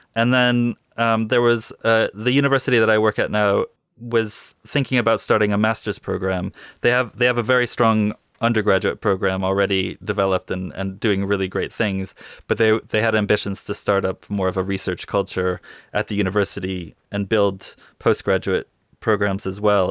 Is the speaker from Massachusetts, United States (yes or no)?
yes; Northampton, Massachusetts, United States; moved away as an adult; also born or lived in New York City, United States / England, United Kingdom; now in Bristol, United Kingdom; I grew up in Northampton